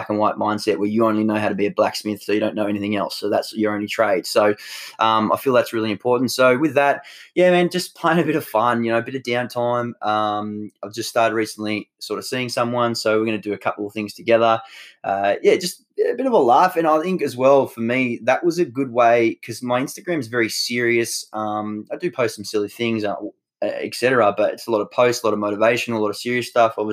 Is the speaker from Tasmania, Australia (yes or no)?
yes; Tasmania, Australia; where I grew up in Tassie